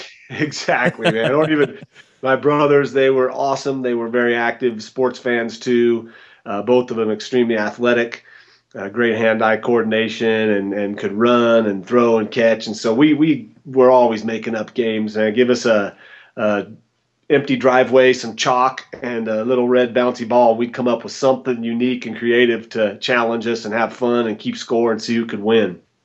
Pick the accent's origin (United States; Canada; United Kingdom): United States; Boise, Idaho; moved away as an adult; also born or lived in Smiley Creek, Idaho / Arizona / Denver, Colorado; now in Boulder, United States; I'm originally from Boise, Idaho, born and raised.